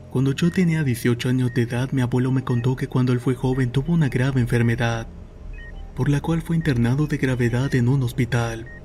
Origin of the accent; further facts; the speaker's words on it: Veracruz, Mexico; quiero contar algo que me pasó cuando tenía 6 años. Soy originaria de México y en las vacaciones solíamos ir al pueblo de mi madre que se encuentra en Veracruz.